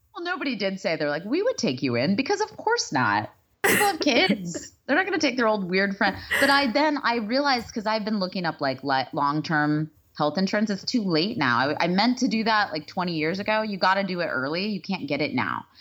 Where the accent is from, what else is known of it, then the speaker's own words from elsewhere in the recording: Texas, United States; moved away; I think I am from Texas.